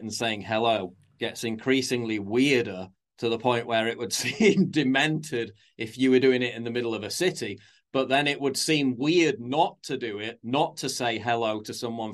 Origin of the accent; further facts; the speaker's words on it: Sheffield, Yorkshire and the Humber, United Kingdom; I grew up in North Sheffield. I was born and lived in villages in North Sheffield